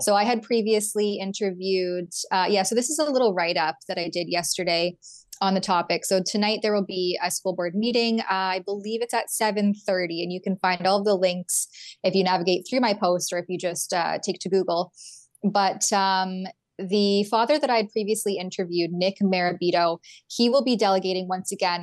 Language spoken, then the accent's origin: English; Canada; I'm a Canadian